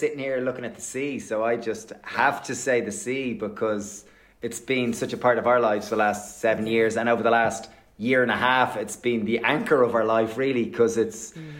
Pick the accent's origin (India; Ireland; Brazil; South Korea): Ireland; I'm 40, we are 41, and we've lived in this little rock called Ireland for the majority of our life.